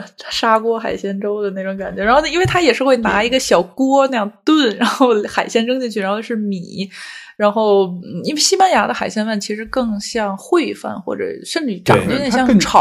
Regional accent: Tianjin, China; moved away as an adult; now in France; 因为我是天津人嘛

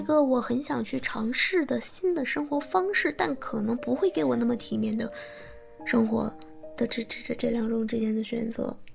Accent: Changchun, Jilin, China; now in Beijing, China; 我是长春人

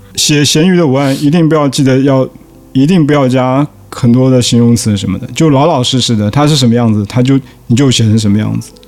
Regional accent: Fuzhou, Fujian, China; moved away; 我就是福州人

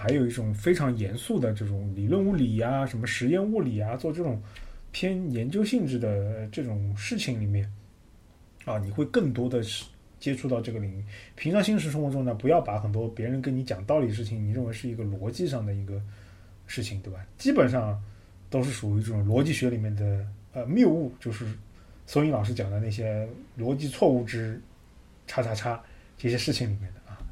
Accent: China; 我们中国人有一种排行榜文化

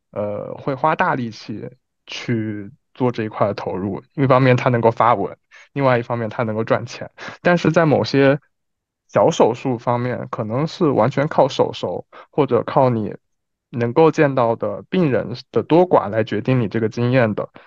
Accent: Wuhan, Hubei, China; moved away as an adult; also born or lived in Geneva / Paris / Milan; now in Beijing, China; 北京是我待的时间最长的，当然武汉是我家乡了，就是，呃，就除开我家乡之外，待的时间最长的城市

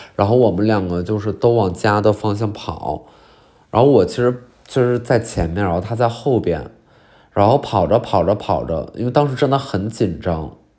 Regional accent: China; moved away; 我就到我们老家那边有一个叫做嫩江公园的地儿

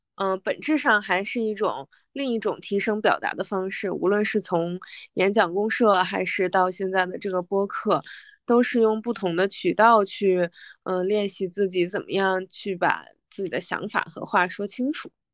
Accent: Northeast China, China; 我的家乡是来自东北

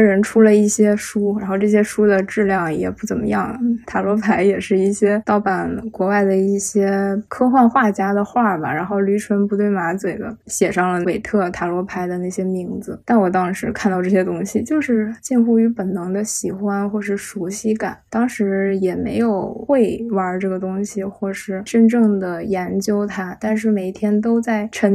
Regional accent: Northeast China, China; moved away; 我家是东北的嘛

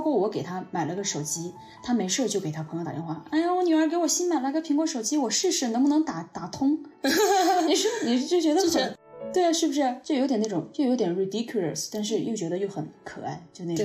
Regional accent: Guiyang, Guizhou, China; 用我们家乡贵娭的话说

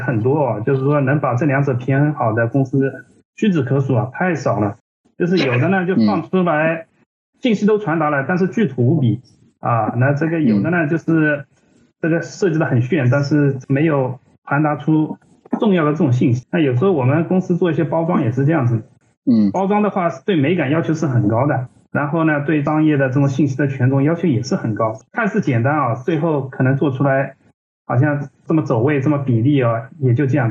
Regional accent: Ningbo, Zhejiang, China; moved away as an adult; also born or lived in Hangzhou / Shanghai; 因为我是宁波人嘛，我当时是在宁波嗯。做设计的

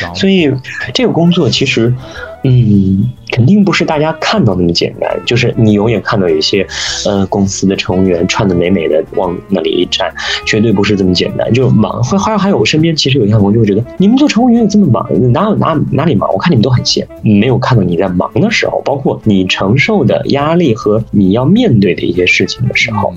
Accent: China; moved away; 对于我们中国人而言

